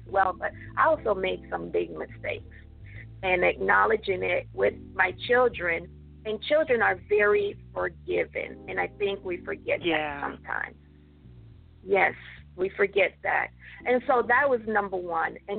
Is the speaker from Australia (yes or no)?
no; Jamaica; moved away; I was born and raised in Jamaica